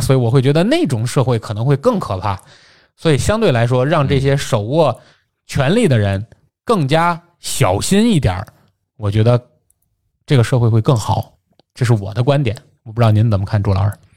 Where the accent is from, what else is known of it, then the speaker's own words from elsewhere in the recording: Tianjin, China; 在节目里替我的故乡来鸣一次不平